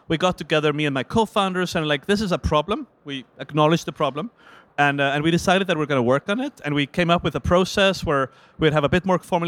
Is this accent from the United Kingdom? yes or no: no; Iceland; I'm from Iceland